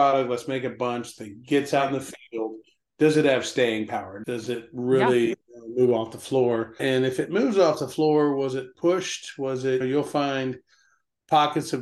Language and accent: English; Alabama, United States; moved away; I'm a refugee from Alabama